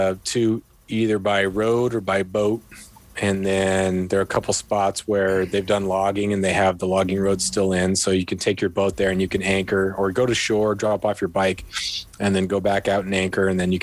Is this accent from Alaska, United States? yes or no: yes; Prince of Wales Island, Alaska, United States; also born or lived in California; now in Ketchikan, United States; I grew up on Prince of Wales Island